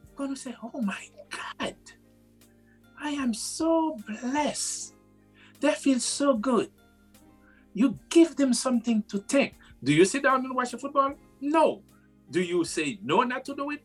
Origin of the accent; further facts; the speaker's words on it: Haiti; moved away; I was born and raised in Haiti.